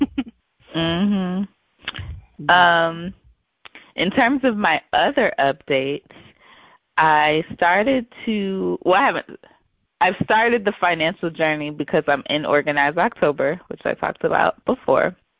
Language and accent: English; the South, United States; I grew up in the South. Um, you know, we grew up in in the southern state.